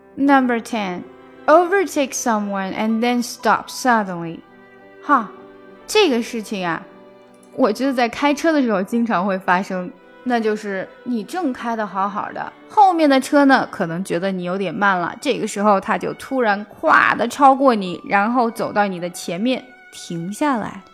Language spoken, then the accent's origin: Chinese; China; 我们中国人